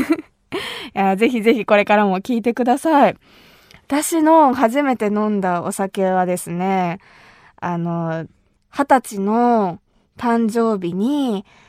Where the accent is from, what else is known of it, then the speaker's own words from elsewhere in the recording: Kumamoto, Japan; 私たちの地元熊本